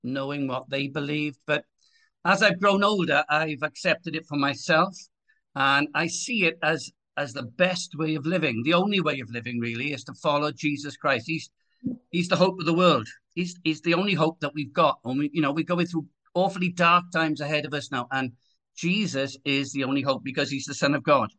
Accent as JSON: {"language": "English", "town": "Swansea", "region": "Wales", "country": "United Kingdom", "tie": "born or raised there", "said": "born and brought up in Swansea city in Wales"}